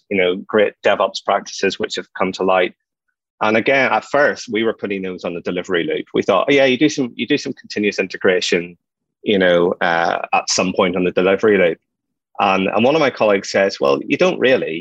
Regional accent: Ireland; I'm an Irish guy

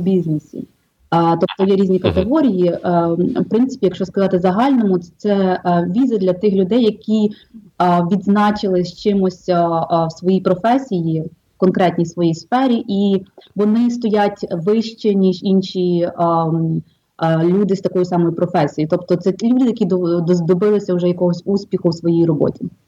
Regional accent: Drohobych, Lviv Oblast, Ukraine; moved away as an adult; also born or lived in Kyiv / Brooklyn, New York; now in New York, United States; Я з України родилася в місті Дрогобич Львівської області, вчилася в Києві і жила деякий час там

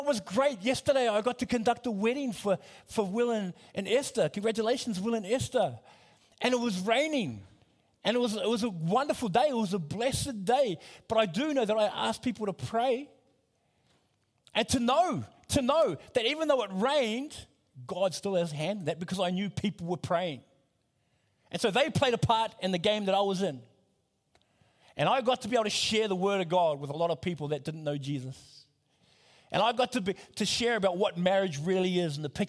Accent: New Zealand; I come from New Zealand. My parents are from Samoa

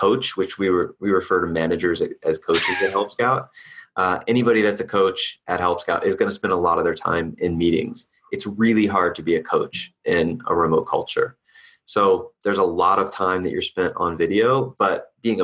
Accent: Boston, Massachusetts, United States; moved away; I'm originally from Boston

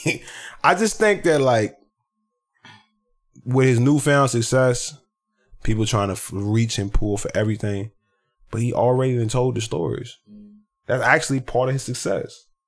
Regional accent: the South, United States; I'm being from the South

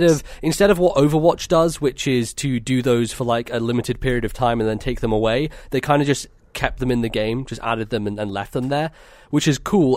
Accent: United Kingdom; we're British

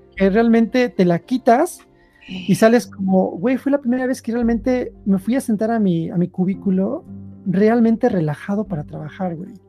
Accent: Mexico; moved away as an adult; also born or lived in Sweden; now in Switzerland; como mexicano

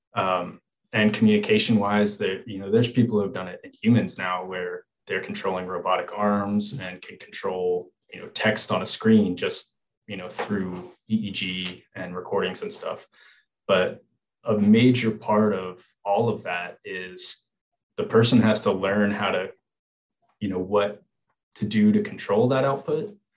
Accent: Memphis, Tennessee, United States; moved away as an adult; also born or lived in Arizona; now in Memphis, United States; So I'm originally from Tennessee. I was born and raised in Memphis

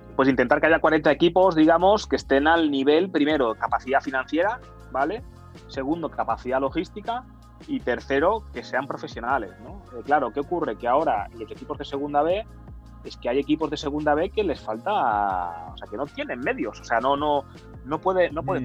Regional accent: Sabadell, Catalonia, Spain; yo soy de Sabadell

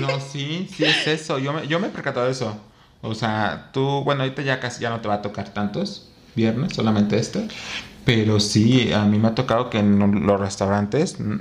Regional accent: Mexico; como mexicano

